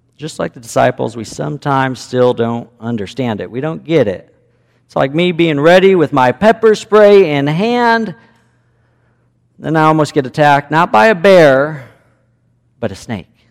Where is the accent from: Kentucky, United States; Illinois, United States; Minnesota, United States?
Illinois, United States; Chicago; moved away as an adult; also born or lived in Cody, Wyoming; I grew up in Chicago suburbs